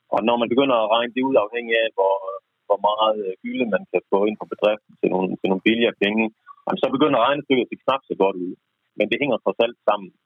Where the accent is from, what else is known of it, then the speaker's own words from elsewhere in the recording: Jutland, Denmark; jeg er jyde